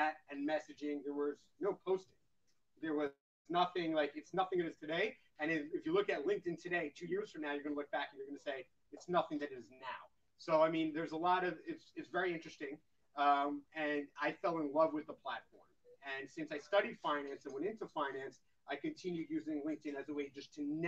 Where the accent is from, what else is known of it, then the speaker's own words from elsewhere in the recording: United States; now in Israel; As an American, as someone that's worked at a Fortune 500 company